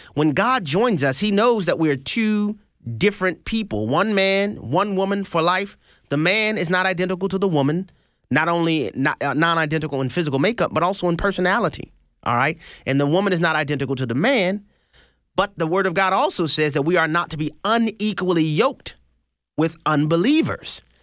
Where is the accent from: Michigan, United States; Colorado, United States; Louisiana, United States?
Louisiana, United States; New Orleans; moved away; also born or lived in Houston, Texas; I'm from New Orleans, Louisiana, born and raised, ninth ward